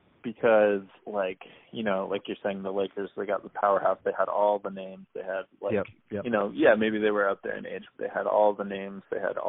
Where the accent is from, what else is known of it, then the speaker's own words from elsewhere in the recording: New England, United States; So growing up in New England, you are born, if you're born in New England, you're a Red Sox fan.